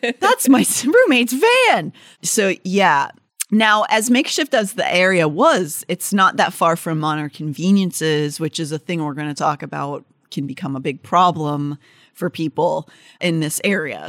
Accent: Northern Appalachia, United States; my hometown is sort of the Northern Appalachia

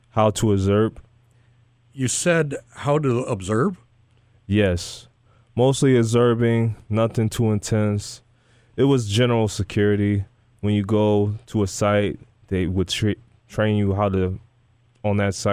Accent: Gary, Indiana, United States; I was born and raised in Gary, Indiana.

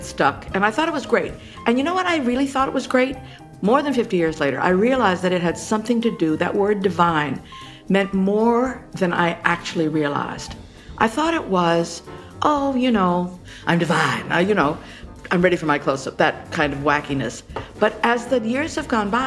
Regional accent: Hawaii, United States; now in New York, United States; I was born and brought up in Hawaii

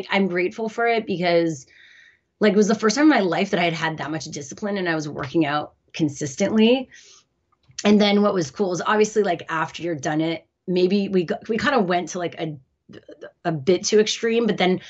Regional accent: Montreal, Quebec, Canada; Yeah, I'm Canadian.

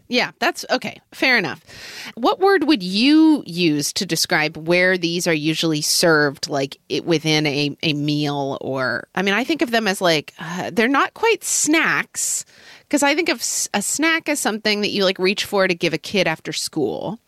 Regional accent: Oklahoma, United States; growing up in Oklahoma

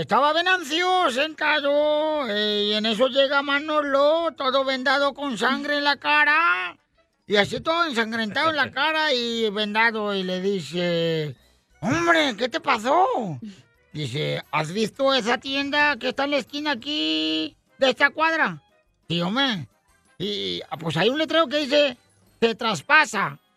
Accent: Michoacán, Mexico; soy de Michoacán, soy de Chaguayo

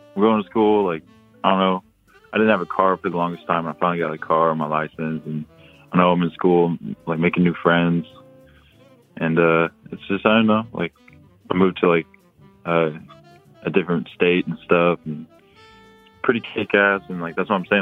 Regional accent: Oklahoma, United States; we're Native American, like in Oklahoma

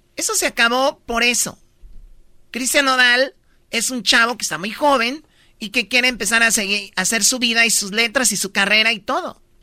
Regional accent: Tepatitlán, Jalisco, Mexico; yo soy de Tepatitlán. Y yo desde niña fui escaramuza

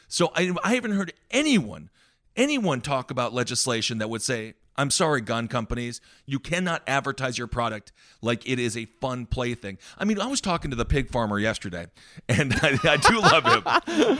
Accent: Wisconsin, United States; I grew up in Wisconsin

